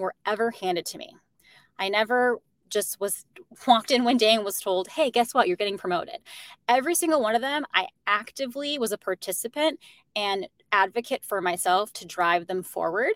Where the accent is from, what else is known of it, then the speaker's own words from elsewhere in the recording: Chicago, Illinois, United States; moved away as an adult; also born or lived in Arizona; now in New York, United States; they both met in Chicago, which is why I'm originally from Chicago.